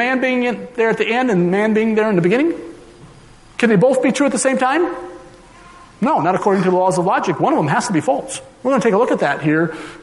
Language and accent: English; Minnesota, United States; now in Colorado, United States; I was originally from Minnesota